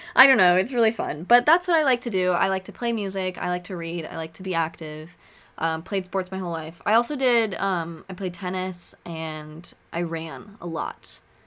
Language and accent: English; Oregon, United States; moved away as an adult; also born or lived in Chicago / London; now in Arizona, United States; I grew up in Oregon. I lived in Oregon all my life.